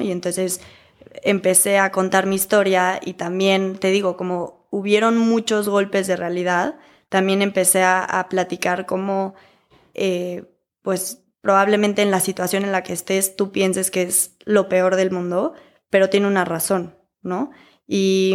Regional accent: Querétaro, Mexico; also born or lived in Philadelphia; Ya que me regreso a Querétaro, que yo soy de Querétaro

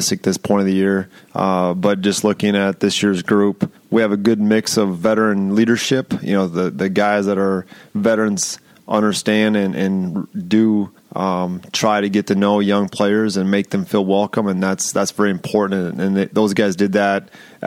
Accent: Cosmos, Minnesota, United States; also born or lived in Missouri; Cosmos, Minnesota, my hometown

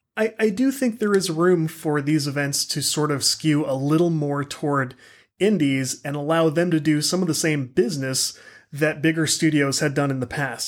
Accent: St. Louis, Missouri, United States; I'm from the Saint Louis area

